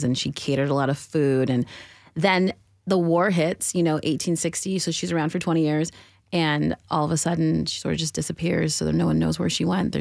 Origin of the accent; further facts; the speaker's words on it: California, United States; moved away as an adult; now in Nashville, United States; I was born on the West Coast, California, raised, very proud